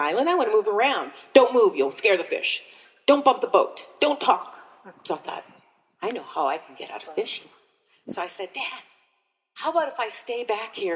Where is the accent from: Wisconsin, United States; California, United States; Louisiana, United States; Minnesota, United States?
Minnesota, United States; I grew up in Minnesota